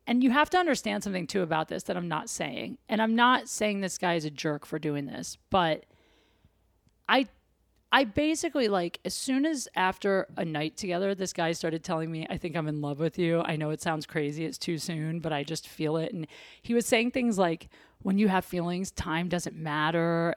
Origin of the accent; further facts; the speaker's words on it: Ohio, United States; I'm from Ohio.